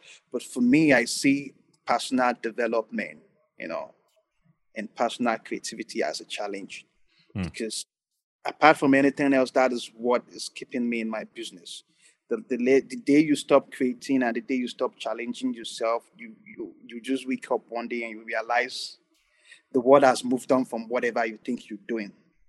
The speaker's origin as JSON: {"language": "English", "country": "Nigeria", "said": "I'm not going to generalize all the African. I'm just a Nigerian client."}